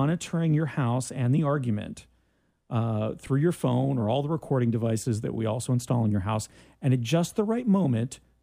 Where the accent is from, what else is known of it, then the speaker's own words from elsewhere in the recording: Ormond Beach, Florida, United States; we had junior high when I was growing up in Ormond Beach, Florida